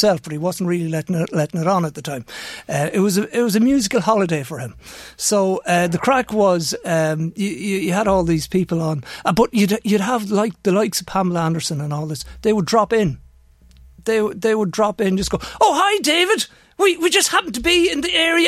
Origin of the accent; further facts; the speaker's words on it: Navan, County Meath, Ireland; I'm from Navan